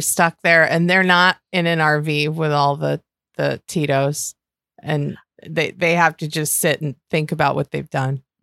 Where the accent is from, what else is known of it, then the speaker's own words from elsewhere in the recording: Western New York, United States; accent: Western New York; my Western New York accent